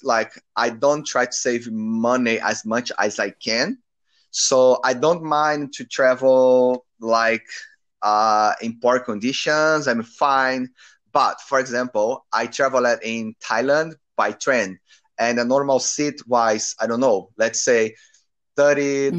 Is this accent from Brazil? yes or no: yes; Brazil; English is a second language; moved away as an adult; now in Auckland, New Zealand; I'm from Brazil. I'm 30, 31 years old, and I'm living in Auckland, New Zealand at the moment